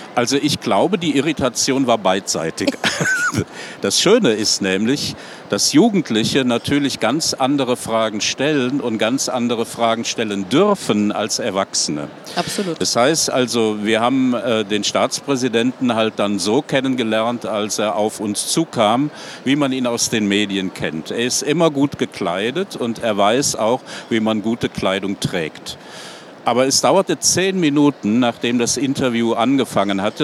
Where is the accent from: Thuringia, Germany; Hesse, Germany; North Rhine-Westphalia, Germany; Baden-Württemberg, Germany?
North Rhine-Westphalia, Germany; Cologne; moved away as an adult; now in Slovenia; ich komme ursprünglich vom Rhein. Ich bin in Köln geboren. Ich bin am Rhein aufgewachsen